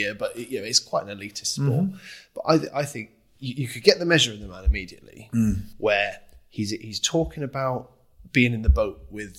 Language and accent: English; Gloucester, South West England, United Kingdom; accent: sound like farmers; we come from Gloucester, we sound like farmers, right?